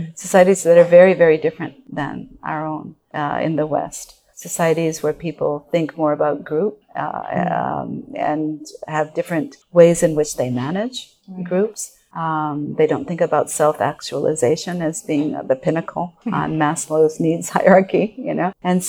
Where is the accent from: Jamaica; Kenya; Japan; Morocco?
Japan; moved away as an adult; I was born and raised in Japan, educated in Japan, and then came over to college. But I don't look like I'm Japanese. You know, I'm an American born and raised in Japan.